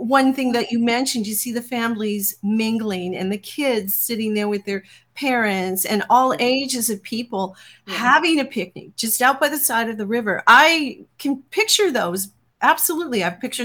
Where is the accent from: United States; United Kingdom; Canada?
Canada; Newfoundland and Labrador; I'm a Newfoundlander